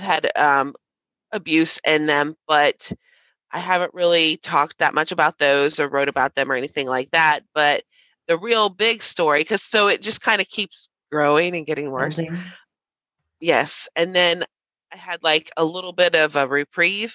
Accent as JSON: {"language": "English", "region": "Southern Ohio", "country": "United States", "said": "I am from Southern Ohio."}